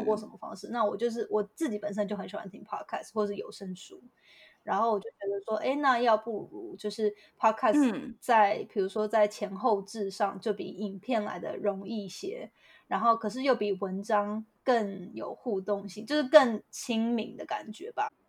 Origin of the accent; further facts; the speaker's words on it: Hualien, Hualien County, Taiwan; moved away as an adult; now in San Francisco, United States; 我是台湾，台湾就是土生土长的花莲人